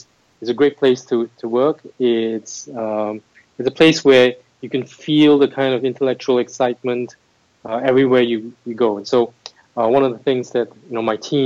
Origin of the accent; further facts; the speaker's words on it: Singapore; moved away as an adult; also born or lived in United States; I'm originally from Singapore. That's where I grew up